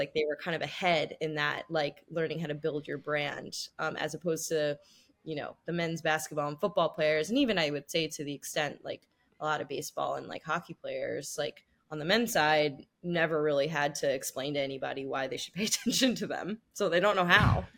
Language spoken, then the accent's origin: English; Los Angeles, California, United States; moved away as an adult; also born or lived in Washington, D.C.; now in New York City, United States; I grew up in Los Angeles. Now I live in New York City